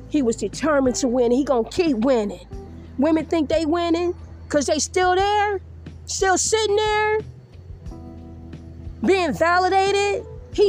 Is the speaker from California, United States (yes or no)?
no; Detroit, Michigan, United States; also born or lived in Grand Rapids / Las Vegas; now in Los Angeles, United States; where I'm from Detroit